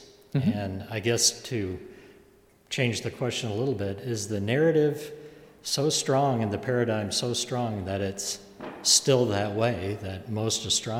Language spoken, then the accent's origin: English; Ann Arbor, Michigan, United States; growing up in Ann Arbor, I had the enviable position as his son of when people asked me in the 1960s, what does your dad do?